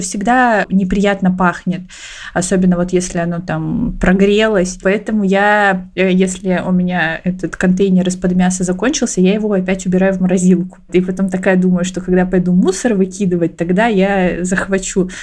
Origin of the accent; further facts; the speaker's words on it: Siberia, Russia; я из Сибири, у меня у бабушки с дедушкой есть баня, и мы в детстве периодически туда ездили каждые выходные